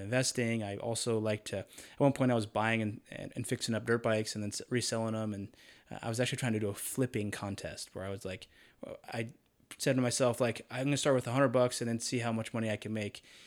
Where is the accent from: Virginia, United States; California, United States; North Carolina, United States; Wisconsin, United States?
North Carolina, United States; Charlotte; moved away as an adult; also born or lived in Idaho / Utah; I grew up in North Carolina, Charlotte area